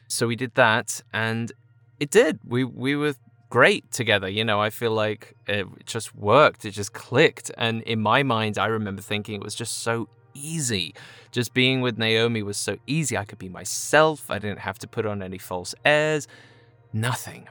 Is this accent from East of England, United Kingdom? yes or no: yes; Chelmsford, East of England, United Kingdom; moved away; originally from Chelmsford, England